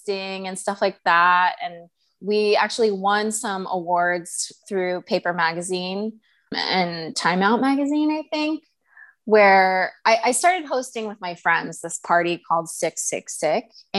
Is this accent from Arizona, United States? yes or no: yes; Tucson, Arizona, United States; now in New York, United States; I grew up in Tucson, Arizona.